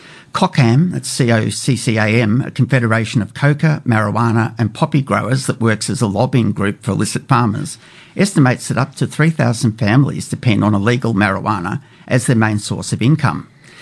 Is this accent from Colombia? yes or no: yes; Colombia; I've been in business for a number of decades, and when someone learns that I'm from Colombia, you always get the, that weird look